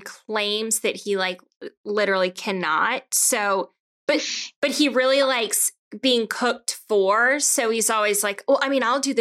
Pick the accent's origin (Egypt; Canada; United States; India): United States; Georgia; also born or lived in Boston; I'm from Georgia